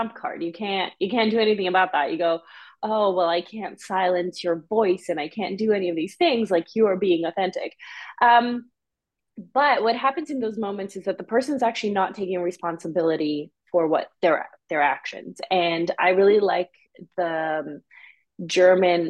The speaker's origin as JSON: {"language": "English", "country": "Canada", "tie": "born or raised there", "also_born_or_lived": "Serbia / Bosnia", "said": "after that war, we immigrated to Canada"}